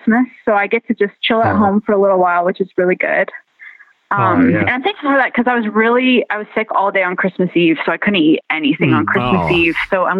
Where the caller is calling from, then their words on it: Evansville, Indiana, United States; I'm calling from Evansville, Indiana.